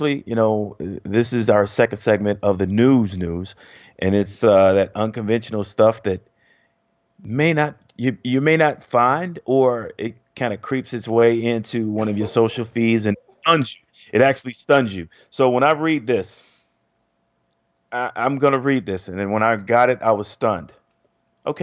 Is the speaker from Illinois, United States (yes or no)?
yes; Chicago, Illinois, United States; moved away as an adult; I grew up in Chicago